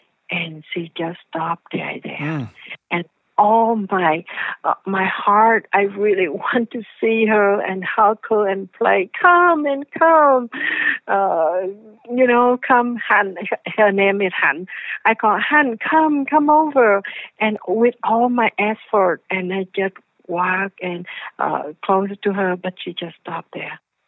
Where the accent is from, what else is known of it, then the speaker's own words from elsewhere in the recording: the South, United States; I came from the South, right?